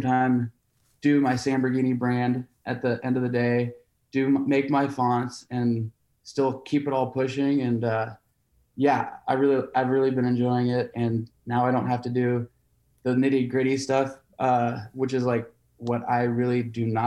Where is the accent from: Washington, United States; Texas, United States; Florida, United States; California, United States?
Washington, United States; Seattle; I'm from Seattle